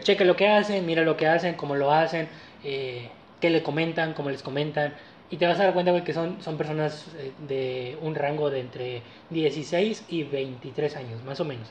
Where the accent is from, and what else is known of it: Mexico